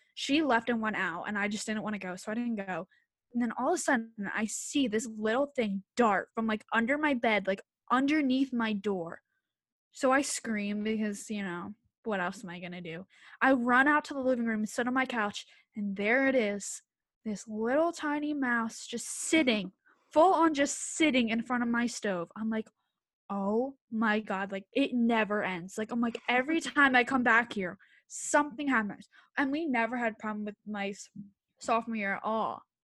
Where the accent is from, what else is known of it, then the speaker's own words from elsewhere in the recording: Bucks County, Pennsylvania, United States; also born or lived in Philadelphia; I'm from Bucks County, P A, it's, like, an, probably, like, an hour from Philly